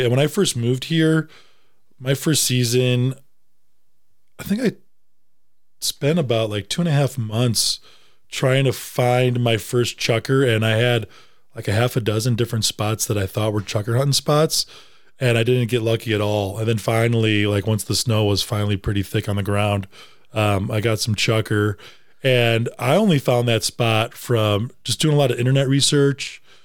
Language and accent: English; Wisconsin, United States; moved away; also born or lived in Tennessee; I'm from Wisconsin